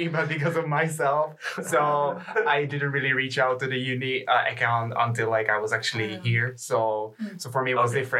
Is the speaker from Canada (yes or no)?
no; Czechia; now in Lund, Sweden; I come from Czech Republic